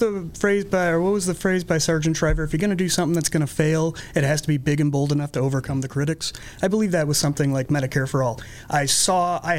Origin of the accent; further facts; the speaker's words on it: New Lenox, Illinois, United States; also born or lived in Springfield, Illinois; I was raised in New Lenox, Illinois, not far from Joliet, just on the border